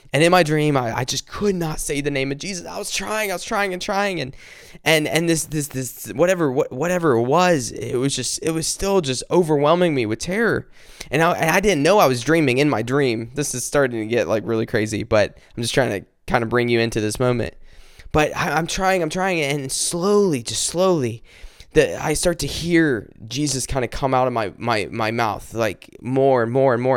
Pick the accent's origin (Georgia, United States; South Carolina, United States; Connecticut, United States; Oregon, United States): South Carolina, United States; my family's from South Carolina. I've lived here all my life